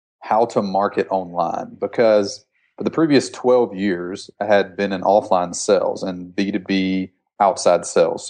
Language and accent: English; Alabama Gulf Coast, United States; I'm from Alabama, just a rural town in Alabama. I grew up on the Gulf Coast